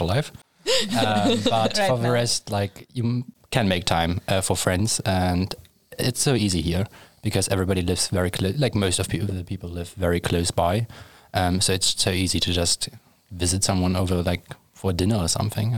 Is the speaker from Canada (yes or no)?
no; Germany; moved away as an adult; now in Sweden; I'm originally from Germany, and I'm now studying aeronautical engineering in the second year of my master program here